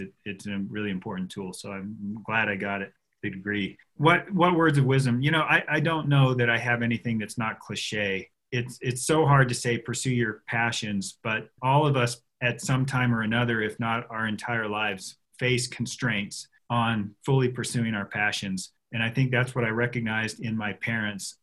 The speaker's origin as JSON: {"language": "English", "town": "Jackson", "region": "Wyoming", "country": "United States", "tie": "born or raised there", "said": "I grew up on Heck of a Hill on a one and quarter acre lot"}